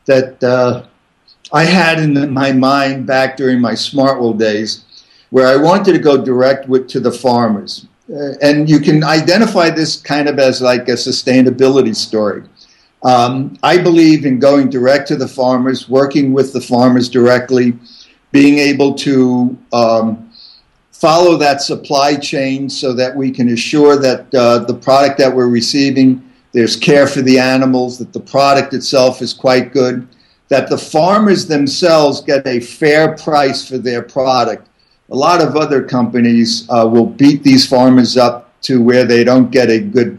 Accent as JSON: {"language": "English", "area": "Catskill Mountains", "region": "New York", "country": "United States", "tie": "born or raised there", "also_born_or_lived": "Vermont", "moved": "as an adult", "lives_now": "Steamboat Springs, Colorado, United States", "said": "I grew up in the Catskill Mountains"}